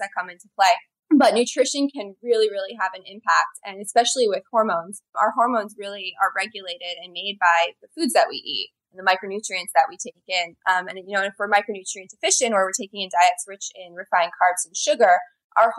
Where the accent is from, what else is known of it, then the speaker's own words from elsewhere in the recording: Blairstown, New Jersey, United States; now in New York City, United States; I grew up in a small town in Northwest New Jersey called Blairstown